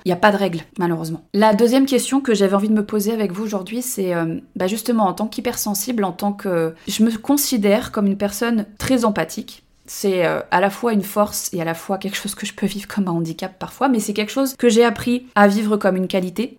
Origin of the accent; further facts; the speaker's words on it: Annecy, Auvergne-Rhône-Alpes, France; moved away as an adult; now in Tarn, France; moi je, je vis dans le Tarn depuis trois ans, mais j'ai grandi à Annecy